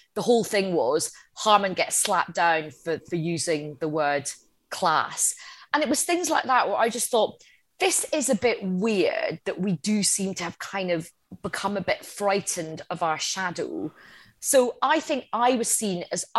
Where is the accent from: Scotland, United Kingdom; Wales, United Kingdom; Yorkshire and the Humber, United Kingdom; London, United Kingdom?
Scotland, United Kingdom; Coatbridge; I was brought up in Coatbridge in the outskirts of Glasgow.